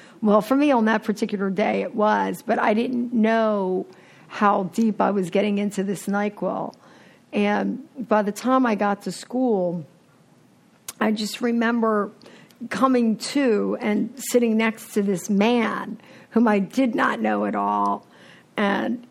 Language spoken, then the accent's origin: English; Philadelphia, Pennsylvania, United States; moved away; I'm from Philadelphia originally, and I grew up in an alcoholic household